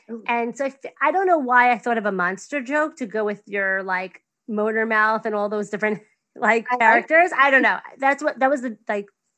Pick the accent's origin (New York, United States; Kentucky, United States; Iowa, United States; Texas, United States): New York, United States; accent: New York; my New York accent